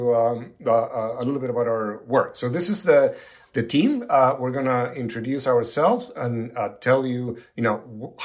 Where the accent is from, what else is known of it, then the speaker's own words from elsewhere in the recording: Buenos Aires, Argentina; moved away as an adult; also born or lived in Toronto, Canada / Montreal, Canada; now in San Diego, United States; was born and raised in Buenos Aires, Argentina, and actually started college there